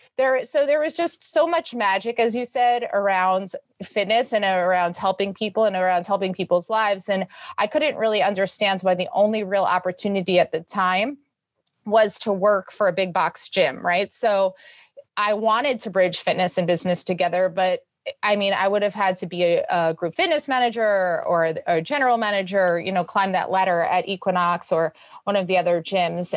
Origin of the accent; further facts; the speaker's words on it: New York City, New York, United States; I was born and bred in New York City